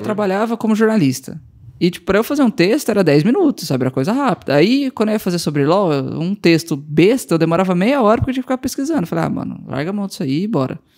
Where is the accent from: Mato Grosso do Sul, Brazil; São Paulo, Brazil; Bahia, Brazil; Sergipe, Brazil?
Mato Grosso do Sul, Brazil; Campo Grande; moved away as an adult; also born or lived in Bragança Paulista / Goiânia; eu fui morar em Campo Grande com cinco anos e fiquei lá até. Fiz faculdade lá, formei